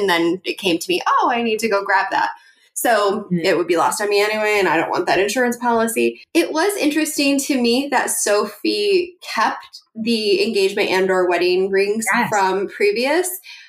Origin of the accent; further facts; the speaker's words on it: Oregon, United States; now in Arizona, United States; I live in Arizona now, but I grew up in Oregon, just outside of, I'm going to say it wrong, Clackamas